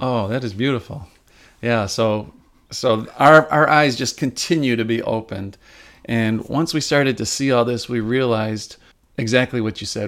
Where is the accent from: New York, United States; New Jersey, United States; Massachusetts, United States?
New York, United States; Upstate; now in Rochester, United States; I wasn't born and raised in Rochester. I am an upstate New Yorker